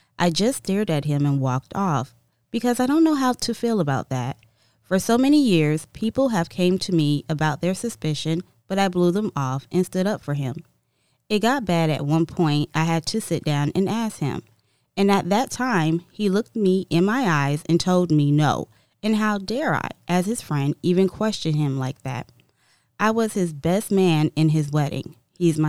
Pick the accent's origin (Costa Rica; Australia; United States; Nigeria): United States; I'm from America.